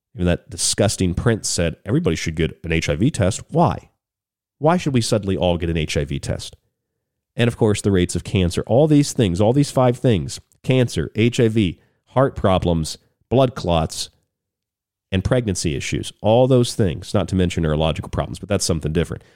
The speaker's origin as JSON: {"language": "English", "country": "United States", "also_born_or_lived": "New York / Southwest United States", "said": "as an American"}